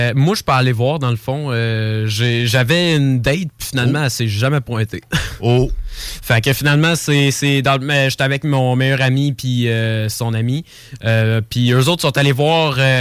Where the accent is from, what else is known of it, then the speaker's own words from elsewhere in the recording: Lévis, Quebec, Canada; Oui, je suis ici depuis toute ma vie. Je suis né à Lévis